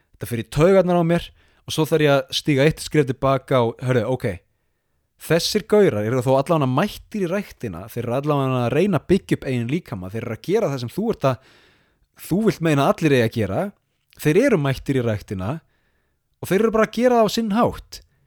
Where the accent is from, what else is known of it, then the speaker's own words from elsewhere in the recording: Iceland; now in Sapporo, Japan; sem Íslendingar